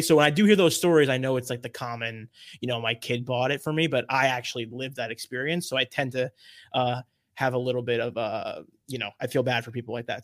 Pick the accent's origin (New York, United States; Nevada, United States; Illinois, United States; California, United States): New York, United States; New York area, United States; I was brought up in New York area